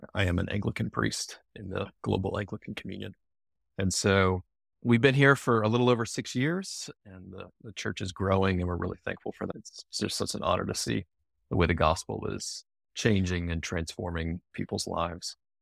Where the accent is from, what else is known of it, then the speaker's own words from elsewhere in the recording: Charlottesville, Virginia, United States; moved away as an adult; also born or lived in Denver / Washington, D.C.; I grew up in Charlottesville. It's a university town.